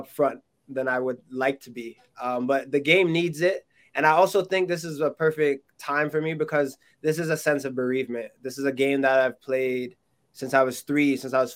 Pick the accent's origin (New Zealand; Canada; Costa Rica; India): Canada; My being Canadian, but also my parents being, or my mom being Jamaican, but most of my heritage being Jamaican